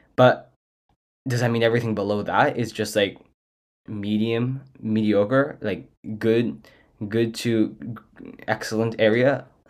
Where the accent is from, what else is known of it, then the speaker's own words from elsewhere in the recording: San Diego, California, United States; what the world is like outside of, uh, my hometown